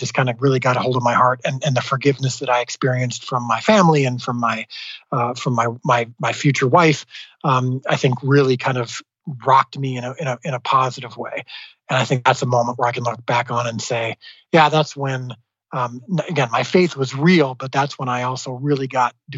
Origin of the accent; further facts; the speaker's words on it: Midwest, United States; I grew up in the Midwest in a very strong evangelical home.